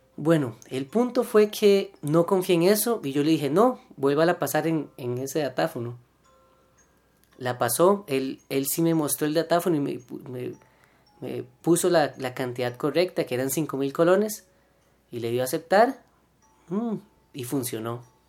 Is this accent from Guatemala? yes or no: no; Costa Rica; uno como tico